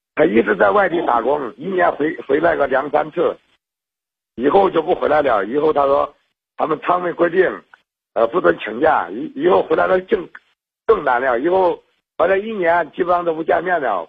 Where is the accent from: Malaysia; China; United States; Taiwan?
China; Henan; 我是河南的